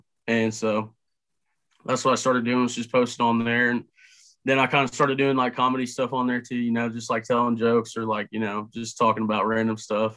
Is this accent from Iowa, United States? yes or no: no; Carrollton, Missouri, United States; I'm from Carrollton, Missouri.